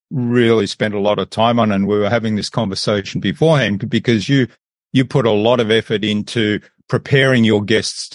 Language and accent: English; Australia; also born or lived in Germany / Philadelphia, United States; I was born in Germany, but I did grow up in Australia, went to school in Australia